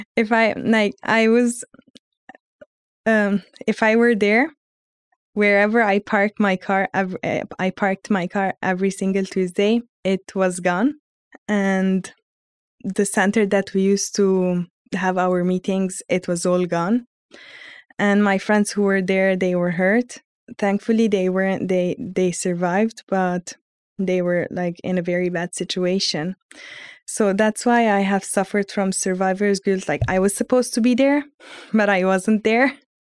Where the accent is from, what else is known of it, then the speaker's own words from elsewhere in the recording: Lebanon; moved away as an adult; also born or lived in Armenia; now in Galway, Ireland; I'm from Lebanon, but ethnically I'm from Arm, like, ethnically I'm Armenian, but I was born and raised in Lebanon